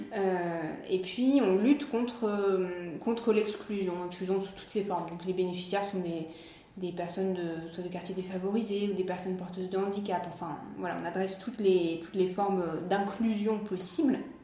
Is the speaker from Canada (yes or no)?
no; Nice, Provence-Alpes-Côte d'Azur, France; moved away as an adult; also born or lived in Biarritz / China / Hawaii; now in Cannes, France; je suis niçoise